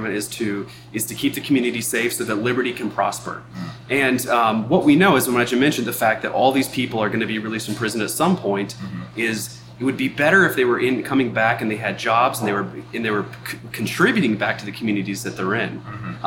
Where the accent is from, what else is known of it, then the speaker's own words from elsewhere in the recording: United States; now in Montana, United States; I come from the Virginia and Washington, D.C. area